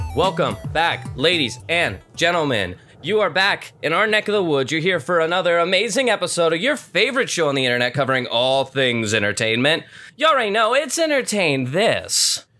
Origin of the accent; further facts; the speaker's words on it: Cincinnati, Ohio, United States; we're three boys from Cincinnati